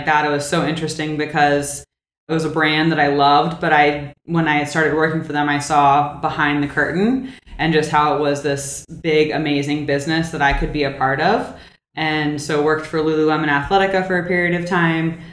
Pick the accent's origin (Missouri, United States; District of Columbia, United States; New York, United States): District of Columbia, United States; Washington; I'm from the Washington, D.C. area, so local-ish, born and raised here